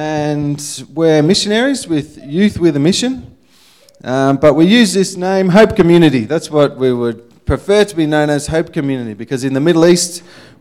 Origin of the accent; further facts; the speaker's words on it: Ballarat, Victoria, Australia; moved away as an adult; I was pretty much born and bred in Ballarat